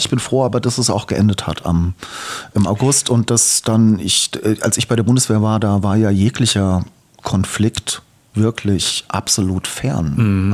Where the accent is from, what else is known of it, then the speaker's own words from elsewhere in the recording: East Hesse, Germany; also born or lived in Darmstadt; geboren bin ich in Darmstadt. Mhm in Heine sozusagen. Dann bin ich in Osthessen aufgewachsen. In der Nähe zu, zwischen Fulda, Schlüchtern, mein Kinzigkreis